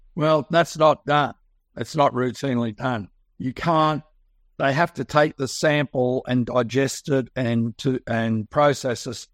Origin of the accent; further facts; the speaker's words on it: Sydney, New South Wales, Australia; I was born and raised in Sydney, Australia, you can tell from my accent